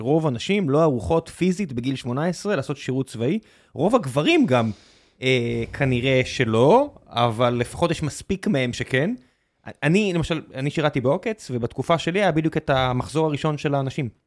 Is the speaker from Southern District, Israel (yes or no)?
yes; Beersheba, Southern District, Israel; now in Tel Aviv, Israel; אני גדלתי בבאר שבע